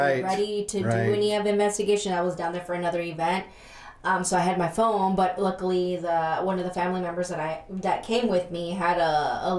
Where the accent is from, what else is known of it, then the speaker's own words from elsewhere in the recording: Texas, United States; now in Michigan, United States; I was born here in Michigan, but I was raised in Texas